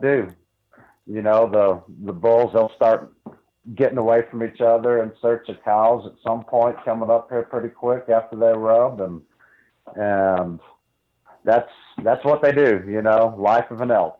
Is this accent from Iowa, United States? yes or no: no; Northeast Ohio, United States; moved away as an adult; now in New Mexico, United States; I grew up in Northeast Ohio